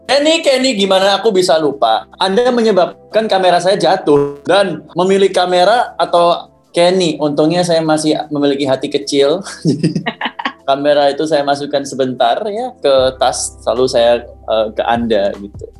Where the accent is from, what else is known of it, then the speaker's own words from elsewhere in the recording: Surabaya, East Java, Indonesia; Aku orang Surabaya, jadi ngomongnya aku kamu